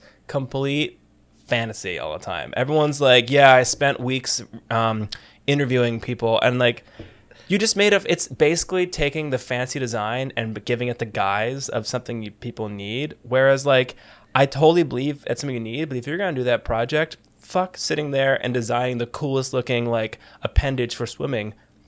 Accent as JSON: {"language": "English", "country": "United States", "also_born_or_lived": "New York", "said": "I'm from New Jersey and New York."}